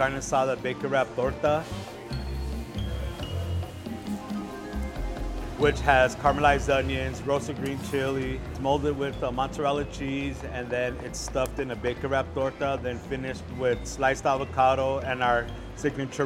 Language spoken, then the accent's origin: English; Tucson, Arizona, United States; I'm from Tucson, Arizona. I was born and raised here.